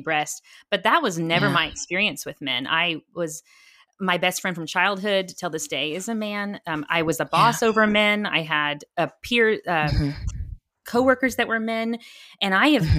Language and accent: English; Texas, United States; I'm a Texan